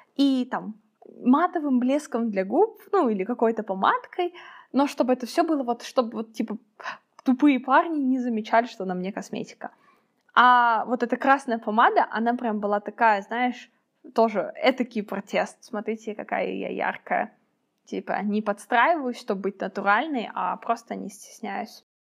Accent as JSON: {"language": "Russian", "country": "Kazakhstan", "said": "казашка, как я должна выглядеть, как смугленькая казашка"}